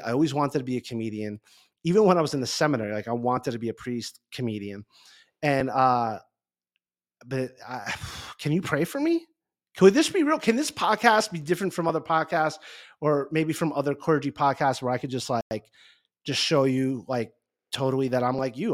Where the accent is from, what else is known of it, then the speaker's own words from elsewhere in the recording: Garfield, New Jersey, United States; I grew up in Garfield, New Jersey